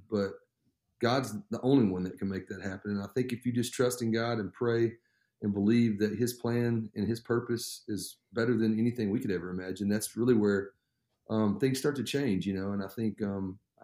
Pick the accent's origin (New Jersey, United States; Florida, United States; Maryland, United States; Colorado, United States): Florida, United States; I was born in Florida. My parents were living down there. My dad was going to a Bible college